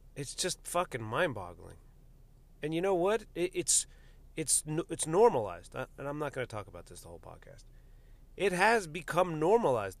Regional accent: United States; my nationality as an American citizen

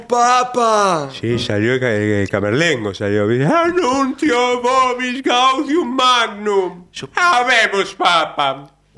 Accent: Buenos Aires, Argentina; de Flores

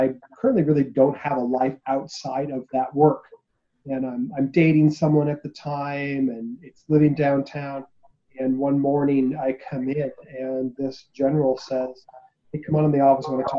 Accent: Orange County, California, United States; moved away as an adult; I'm from Orange County, California. I joined out of high school

